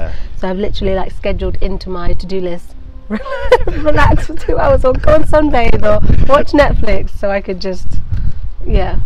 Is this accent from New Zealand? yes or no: no; Nantwich, North West England, United Kingdom; moved away as an adult; now in London, United Kingdom; I grew up in Nantwich for yeah. 19 years before moving to London